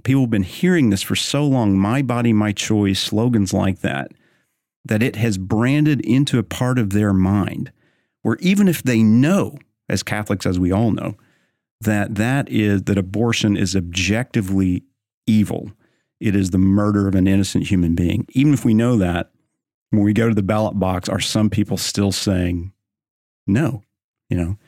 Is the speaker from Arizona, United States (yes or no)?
no; Oklahoma, United States; now in Texas, United States; I'm from Oklahoma. I live in Texas